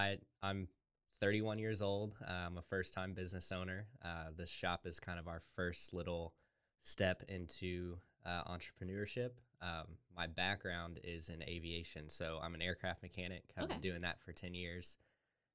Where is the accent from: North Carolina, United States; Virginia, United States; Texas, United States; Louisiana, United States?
Texas, United States; Waco; also born or lived in Colorado; we've lived all over Texas, but we've been in Waco the longest